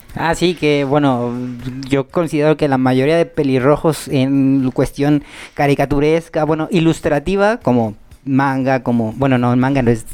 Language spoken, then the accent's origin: Spanish; Mexico; soy mexicano, soy morenón